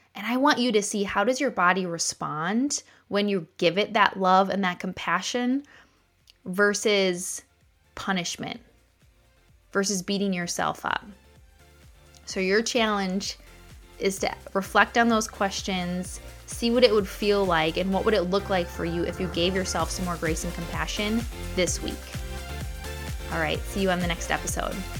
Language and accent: English; Wisconsin, United States; I'm from Wisconsin here